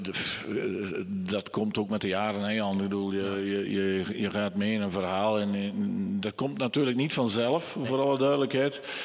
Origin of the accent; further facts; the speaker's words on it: Borgloon, Flanders, Belgium; Ik ben eigenlijk niet afkomstig, ik ben van Borgloon afkomstig